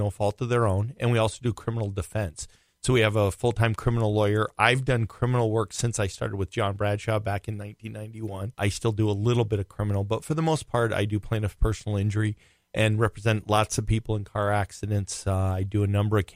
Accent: Rhode Island, United States; now in Minnesota, United States; I grew up in Rhode Island

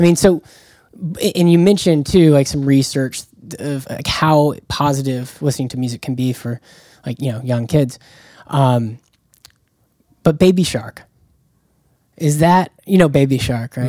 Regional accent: Jacksonville, Florida, United States; I'm from Jacksonville, Florida.

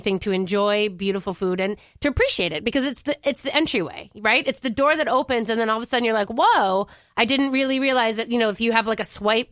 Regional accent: Orono, Minnesota, United States; also born or lived in Wisconsin; I grew up in Orono, so I'm like a little, you know, preppy brat

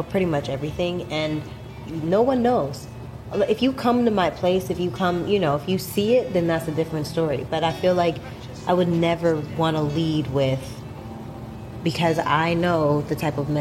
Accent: Canada; I'm Canadian

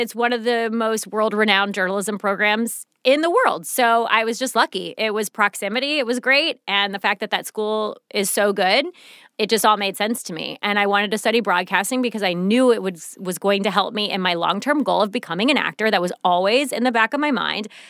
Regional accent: St. Louis, Missouri, United States; moved away; I'm from Saint Louis, so it's a big city

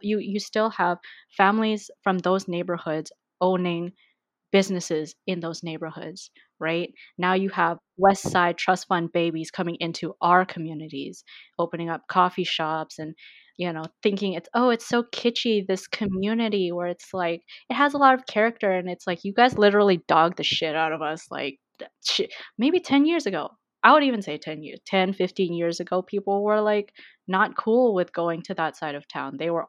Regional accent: Vancouver, British Columbia, Canada; I was born and raised in Vancouver, BC. I grew up around the Mount Pleasant area my whole life.

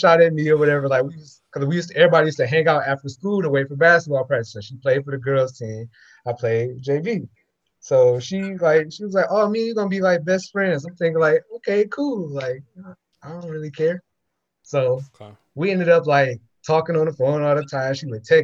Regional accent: Muskegon, Michigan, United States; I'm from Muskegon. So we had wings at lunch.

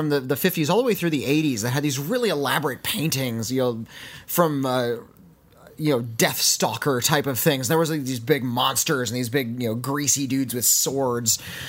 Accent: Santa Monica, California, United States; also born or lived in Venice, California; I was raised in Santa Monica, California. We're really close to the beach. And I lived in Venice for a little bit as well.

